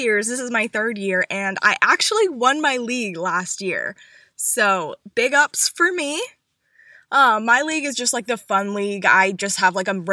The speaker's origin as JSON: {"language": "English", "region": "North Carolina", "country": "United States", "said": "I'm from North Carolina"}